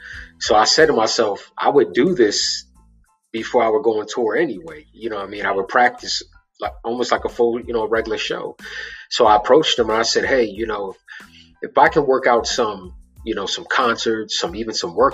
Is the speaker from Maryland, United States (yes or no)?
yes; Baltimore, Maryland, United States; But yo, cats, I'm from Baltimore City. It's the hood, this ain't the burbs.